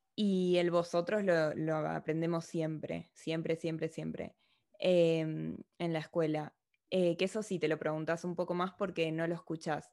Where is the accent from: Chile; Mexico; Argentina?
Argentina; accent: argentino; moved away as an adult; now in Madrid, Spain; soy argentina